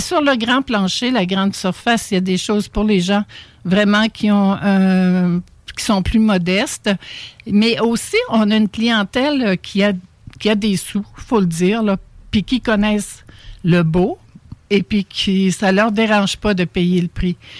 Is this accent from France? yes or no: no; Charlevoix, Quebec, Canada; moved away; je viens de Charlevoix